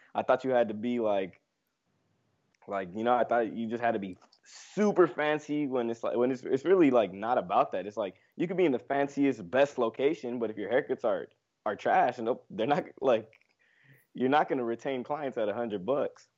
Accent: Los Angeles, California, United States; I'm from L A, born and raised here in L A, Los Angeles, California, the West Coast.

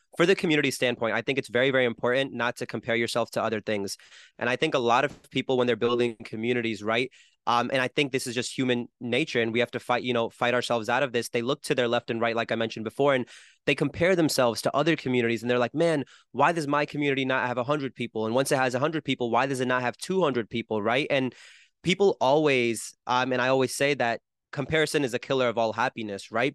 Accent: New Jersey, United States; I'm from Jersey where I don't know a single musician

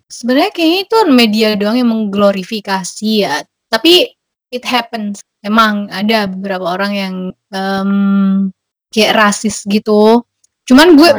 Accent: Indonesia; now in Germany; gue itu orang Indo keempat yang mereka hostin

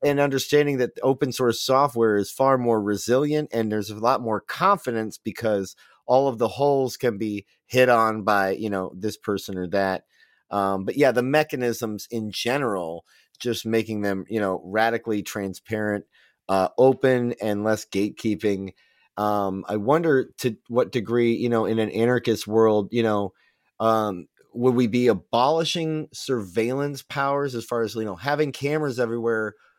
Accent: United States; as an American

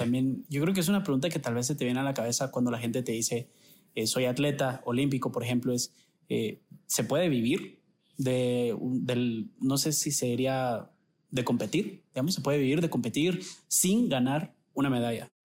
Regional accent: Guatemala; nos sentimos guatemaltecos por donde venimos, por nuestra familia

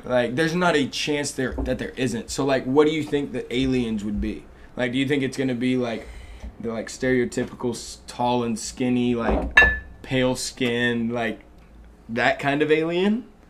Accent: Dallas, Texas, United States; moved away; I'm from Dallas, Texas

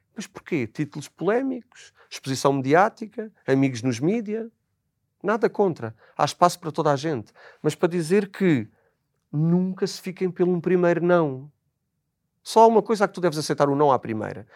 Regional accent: Azores, Portugal; moved away; que sou dos Açores, sou igualmente imigrante

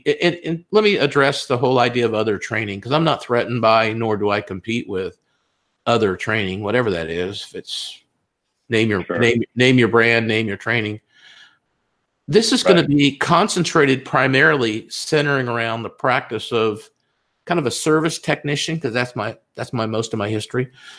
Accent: California, United States; also born or lived in Texas; Oh, but yeah, I'm from California, so I'm confused. But I have lived in Texas most of my life.

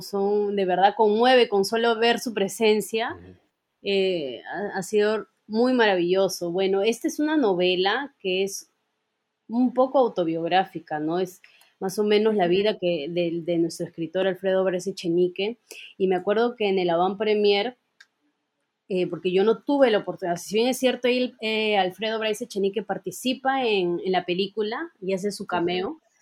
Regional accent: Peru; como peruanos

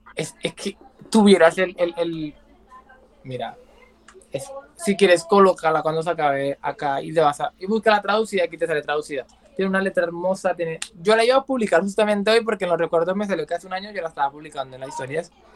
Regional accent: San Andrés, San Andrés and Providencia, Colombia; soy de Colombia, específicamente yo en San Andrés Islas.

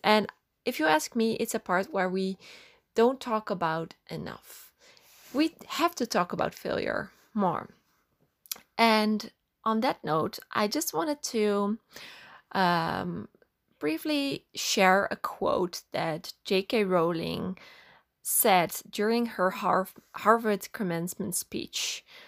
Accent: Netherlands; I grew up in the Netherlands

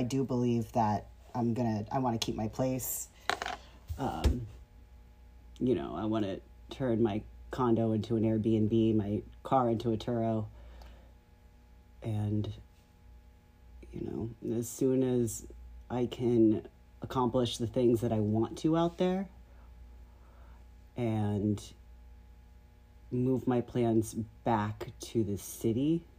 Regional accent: New York, United States; moved away as an adult; now in Las Vegas, United States; I am a New Yorker at heart.

